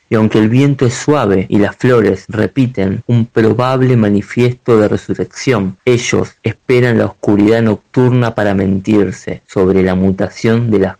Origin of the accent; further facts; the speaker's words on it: Buenos Aires, Argentina; soy escritor de Buenos Aires, Argentina.